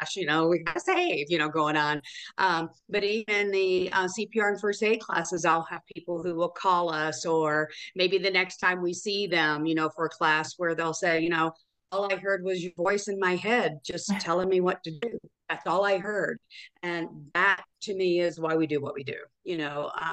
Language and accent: English; Chattanooga, Tennessee, United States; moved away as an adult; also born or lived in Memphis, Tennessee / Phoenix, Arizona; Tennessee, Chattanooga, Tennessee.